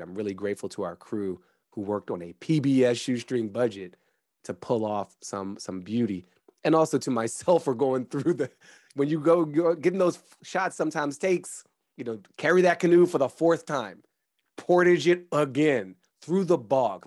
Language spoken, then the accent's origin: English; Washington, District of Columbia, United States; I was born in September 1977 in Washington, D.C.